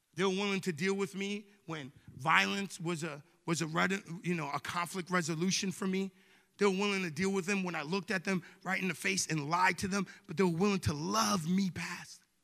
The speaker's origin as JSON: {"language": "English", "area": "Long Island", "region": "New York", "country": "United States", "tie": "born or raised there", "moved": "yes", "said": "I grew up in New York, right? In Long Island, New York"}